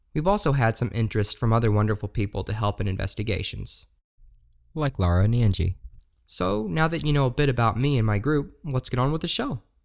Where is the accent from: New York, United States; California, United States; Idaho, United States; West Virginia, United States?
West Virginia, United States; Shepherdstown; moved away as an adult; now in Appleton, United States; I grew up in Shepherdstown, West Virginia, most of my life